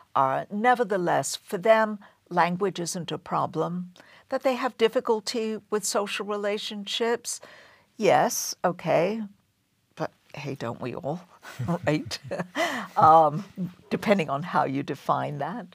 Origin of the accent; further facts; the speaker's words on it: London, United Kingdom; moved away as an adult; now in Boston, United States; I grew up in, and I was born and raised in London